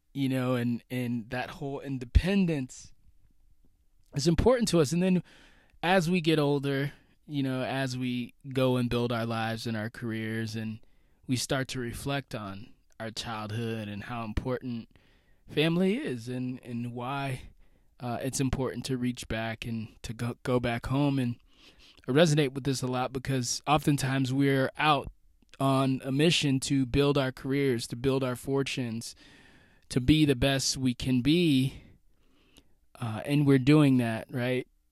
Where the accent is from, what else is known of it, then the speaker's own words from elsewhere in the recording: United States; being an American, being someone away from home right now as I record this